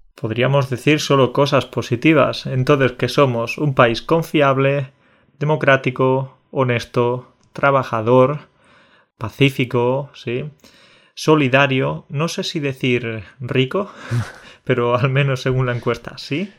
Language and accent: Spanish; Spain; decimos que somos españoles